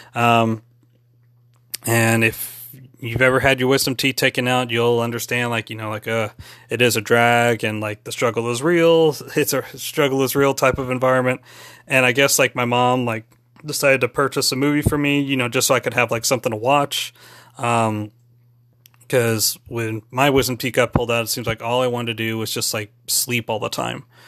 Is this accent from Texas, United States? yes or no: yes; San Antonio, Texas, United States; my hometown, my hometown of San Antonio, Texas